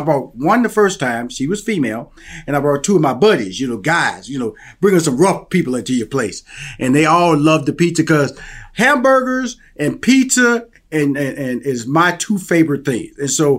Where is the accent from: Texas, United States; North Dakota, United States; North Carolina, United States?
Texas, United States; Houston; accent: Southern; I I'm from Houston, Texas, and I got this Southern accent